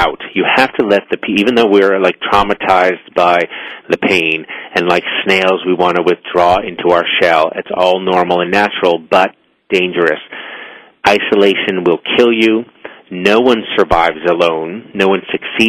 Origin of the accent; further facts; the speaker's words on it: Boston, Massachusetts, United States; I'm an Irish Catholic boy from Boston